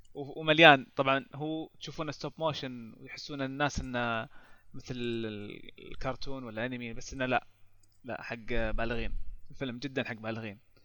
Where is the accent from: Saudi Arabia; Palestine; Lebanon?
Saudi Arabia; عندنا في السعوديه